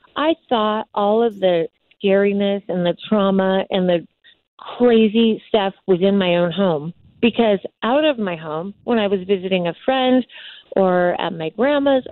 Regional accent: Morongo Valley, California, United States; I grew up in Morongo Valley with no electricity or running water until I was in my teen years

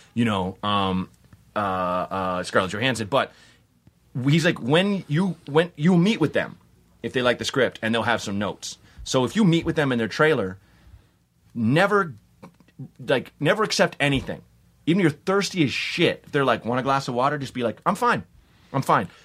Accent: Portland, United States; I'm from Portland

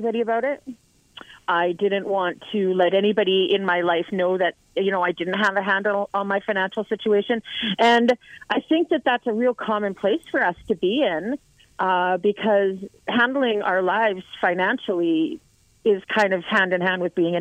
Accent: Lower Mainland, British Columbia, Canada; also born or lived in Cranbrook; now in Vancouver, Canada; I'm from the Lower Mainland

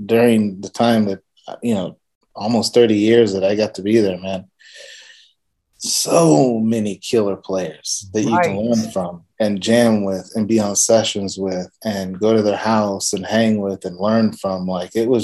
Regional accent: Oxnard, California, United States; also born or lived in Port Hueneme, California; now in Nashville, United States; born and raised in Oxnard, California

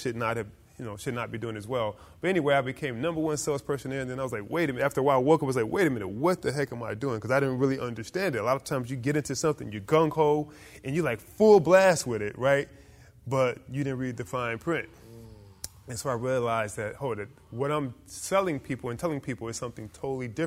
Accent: Detroit, Michigan, United States; moved away; also born or lived in Newark, New Jersey / Orlando, Florida; I grew up in Detroit, Michigan.

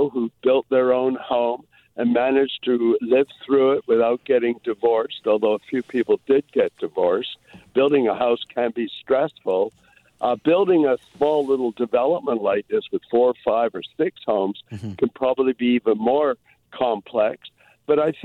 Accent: Toronto, Ontario, Canada; now in Vancouver, Canada; I grew up in Toronto.

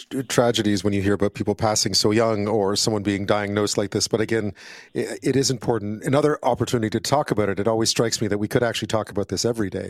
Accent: Montreal, Quebec, Canada; moved away; also born or lived in United Kingdom; I grew up in Montreal, and this is going to come up because Montrealers speak a unique or use unique terms. We call them soft drinks in Montreal.

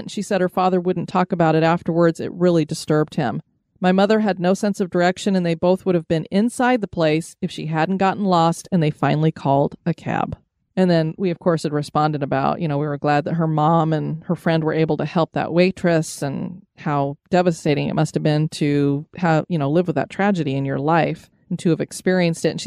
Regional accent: Erie, Pennsylvania, United States; I grew up just outside of Erie, so of course, school field trips were often into the city.

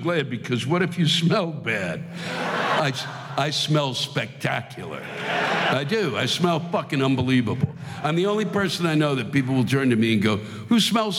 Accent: Hampton Roads, Virginia, United States; I come from Hampton Roads, Virginia, and I'll tell you, they renamed this area Hampton Roads, just so you know. It's really Norfolk, Virginia, and a couple of other small spots

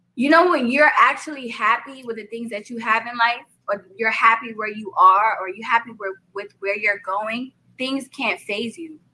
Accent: New York, United States; accent: New York; I'm from New York, Brooklyn at that.

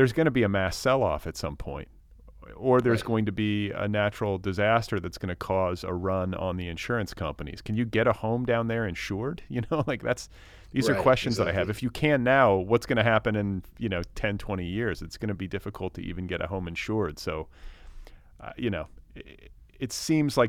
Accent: Midwest, United States; I grew up in the Midwest

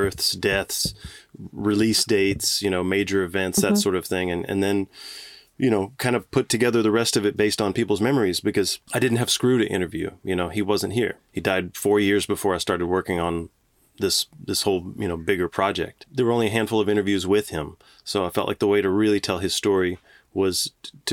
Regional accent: Galveston, Texas, United States; I've loved Houston ever since I was a kid, even growing up in Galveston.

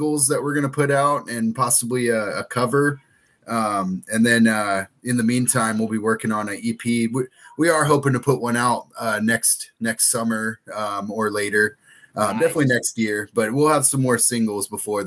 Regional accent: Dallas, Texas, United States; We're from Dallas, Texas

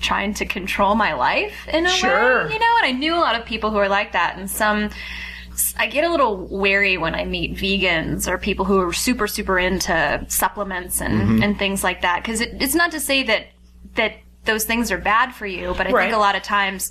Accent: Los Angeles, California, United States; also born or lived in Amherst, Massachusetts; I'm born and raised in Los Angeles

